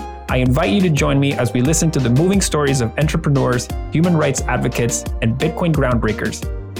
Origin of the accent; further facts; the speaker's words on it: Barquisimeto, Lara, Venezuela; my hometown of Barquisimeto